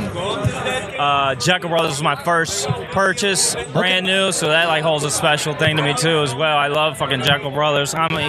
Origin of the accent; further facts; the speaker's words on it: Virginia, United States; I'm from Virginia.